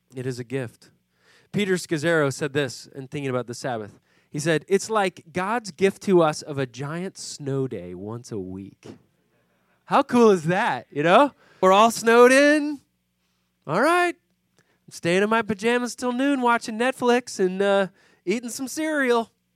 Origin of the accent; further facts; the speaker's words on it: Puerto Rico; now in Philadelphia, United States; I grew up in Puerto Rico